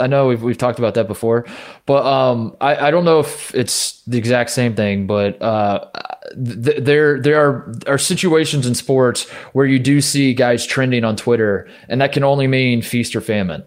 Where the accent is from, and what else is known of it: Midwest, United States; born or raised there